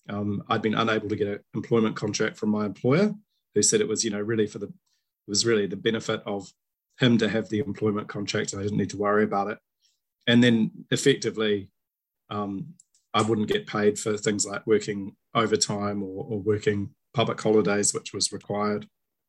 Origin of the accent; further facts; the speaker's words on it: Christchurch, Canterbury, New Zealand; the era in which I was growing up in Christchurch, New Zealand